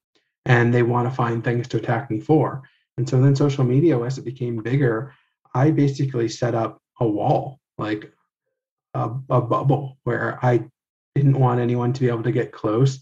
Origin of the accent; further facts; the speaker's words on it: United States; I grew up white in America